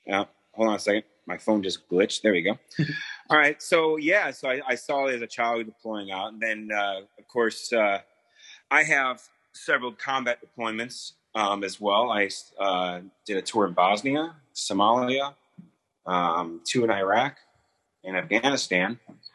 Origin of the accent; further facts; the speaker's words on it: Camp Pendleton, California, United States; born there; before that, I was born on a naval base. I was born in Camp Pendleton. My father is a retired Marine.